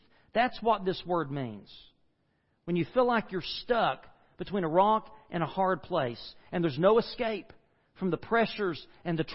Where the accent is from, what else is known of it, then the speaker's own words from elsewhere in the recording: United States; I grew up in the Smoky Mountains